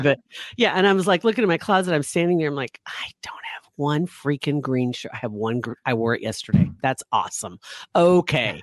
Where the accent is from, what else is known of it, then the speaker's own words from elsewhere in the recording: Ashland, United States; Ashland, my hometown